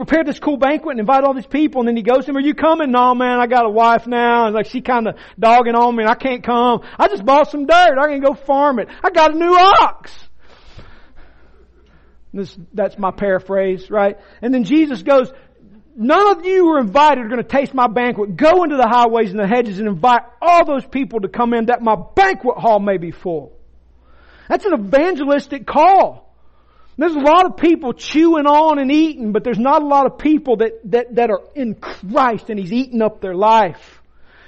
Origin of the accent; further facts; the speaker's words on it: Rome, Georgia, United States; I'm from Floyd County. I'm a Roman